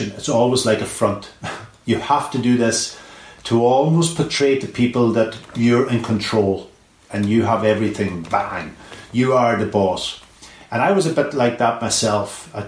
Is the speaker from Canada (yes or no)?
no; Donegal, Ulster, Ireland; moved away; Donegal was hugely important to me and throughout my career